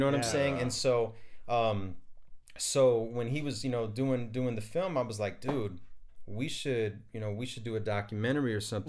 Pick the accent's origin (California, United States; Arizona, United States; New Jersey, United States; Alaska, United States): Arizona, United States; born and raised in Arizona.